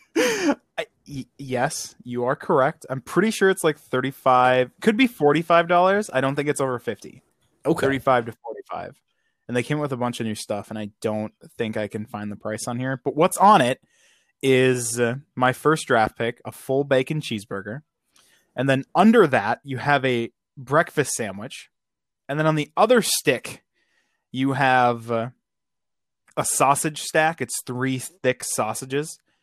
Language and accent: English; Wisconsin, United States; I am from Wisconsin.